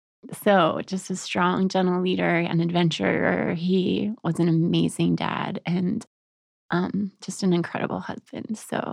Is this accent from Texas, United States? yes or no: yes; Texas, United States; now in Colorado, United States; I grew up in Texas.